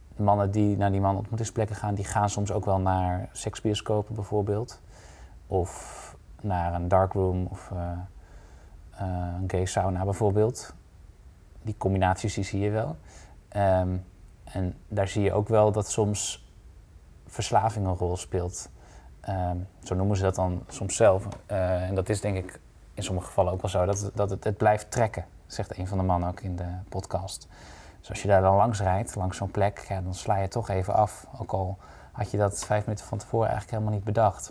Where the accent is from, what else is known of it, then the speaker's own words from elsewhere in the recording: Drenthe, Netherlands; Uit Drenthe.